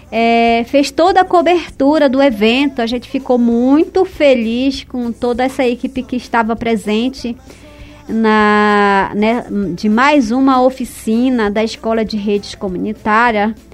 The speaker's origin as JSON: {"language": "Portuguese", "area": "district of Assunção do Içana", "region": "Amazonas", "country": "Brazil", "said": "sou da etnia atariana, sou do distrito de Assunção do Içama"}